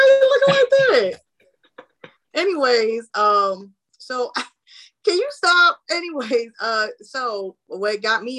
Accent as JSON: {"language": "English", "region": "Florida", "country": "United States", "said": "I'm a big Disney girl because I'm from Florida, you know, shout out, you know, 407. But so we grew up on Disney."}